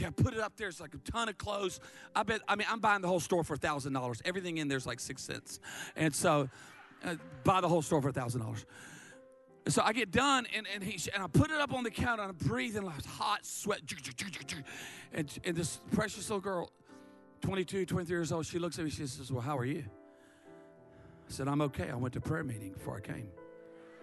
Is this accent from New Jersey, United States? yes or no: no; Myrtle Beach, South Carolina, United States; I'm from Dirty Myrtle.